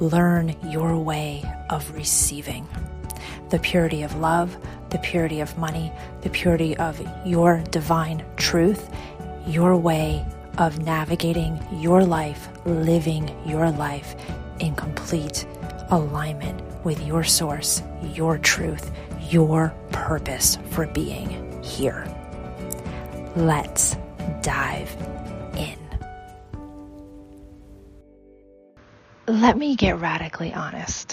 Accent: United States; I was born and raised in America

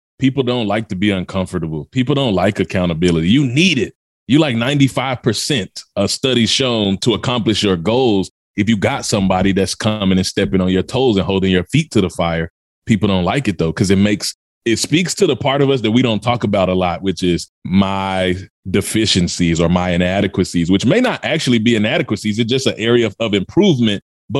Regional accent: Mississippi, United States; also born or lived in Memphis, Tennessee; I was born in Memphis, Tennessee, product of the South, raised in Mississippi

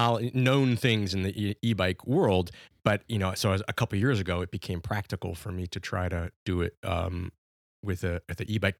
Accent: Virginia, United States; I moved from Virginia, grew up in Virginia.

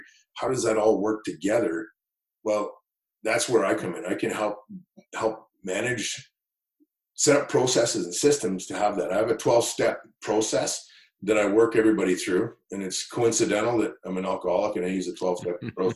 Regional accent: Kelowna, British Columbia, Canada; growing up in Kelowna

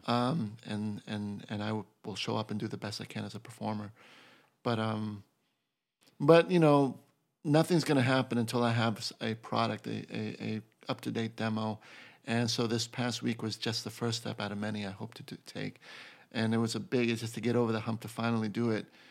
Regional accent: Boston, Massachusetts, United States; moved away as an adult; now in New York City, United States; being from Boston

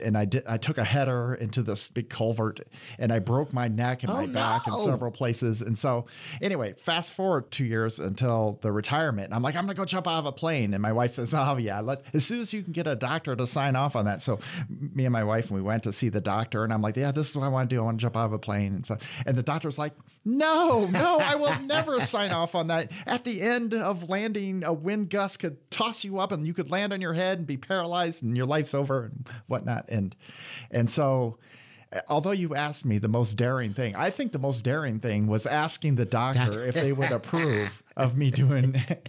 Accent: Iowa, United States; moved away as an adult; now in Michigan, United States; I'm from Iowa originally, and I went to school at Iowa State, and I moved 20 years in the military and then moved to Michigan. I've been here about 8 years. So I think now I'm starting to transform into a true Michigander.

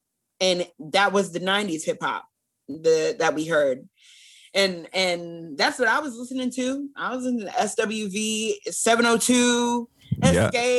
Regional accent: Simi Valley, California, United States; moved away; also born or lived in Los Angeles, California; we're from Simi Valley. We're from like this really small white town in California. And my dad, well, and they moved, we were in LA and they moved us from LA to Simi. Hmm. It's very safe white town.

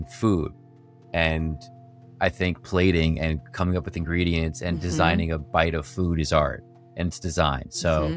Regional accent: New York, United States; now in San Diego, United States; I'm a filmmaker from New York based in San Diego.

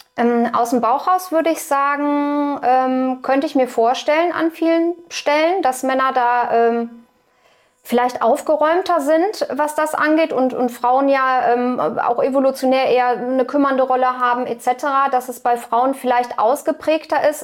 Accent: Cologne, North Rhine-Westphalia, Germany; ich bin Kölnerin

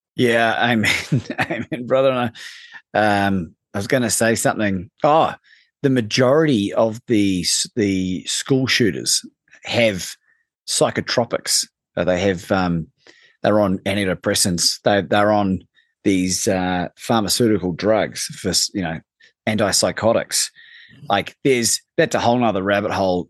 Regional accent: New Zealand; moved away; growing up in New Zealand

